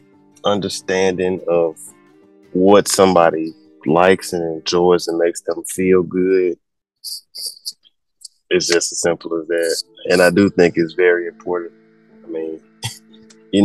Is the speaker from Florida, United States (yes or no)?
no; Memphis, Tennessee, United States; I'm from Memphis